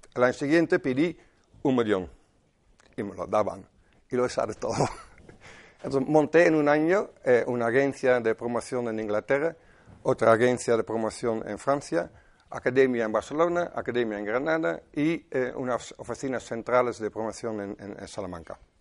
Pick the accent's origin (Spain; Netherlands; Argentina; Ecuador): Netherlands; Spanish is a second language; moved away; Soy holandés, de 57 años me parece